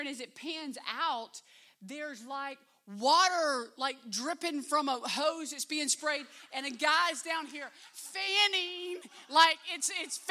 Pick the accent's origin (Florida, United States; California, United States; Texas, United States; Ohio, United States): Florida, United States; Live Oak; also born or lived in Albany, Georgia; I grew up in Live Oak.